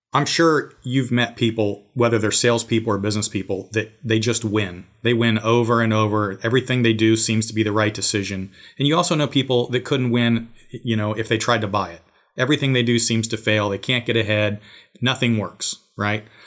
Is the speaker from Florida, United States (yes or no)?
no; Georgia, United States; my hometown here.